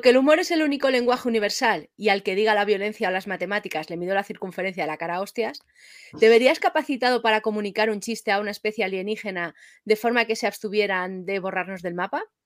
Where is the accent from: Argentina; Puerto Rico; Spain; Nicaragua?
Spain; Madrid, Community of Madrid; yo que soy de Madrid